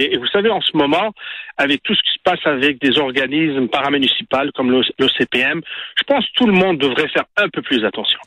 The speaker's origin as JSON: {"language": "French", "town": "Montreal", "region": "Quebec", "country": "Canada", "said": "en tant que Québécois, en tant que Montréalais"}